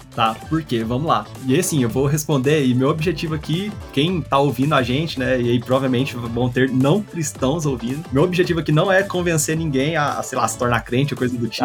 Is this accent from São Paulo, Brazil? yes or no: no; Goiânia, Goiás, Brazil; eu sou daqui de Goiânia, desse lugar que eu amo